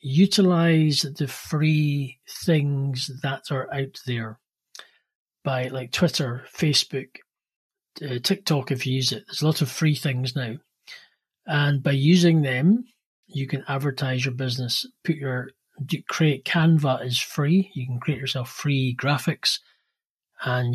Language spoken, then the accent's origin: English; Edinburgh, Scotland, United Kingdom; from Edinburgh, Scotland.